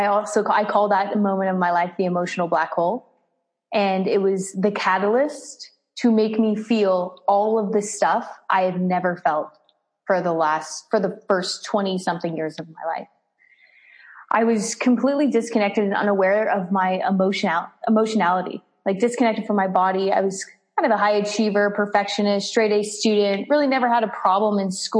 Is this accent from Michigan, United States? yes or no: no; Las Vegas, Nevada, United States; I was born in Las Vegas, Nevada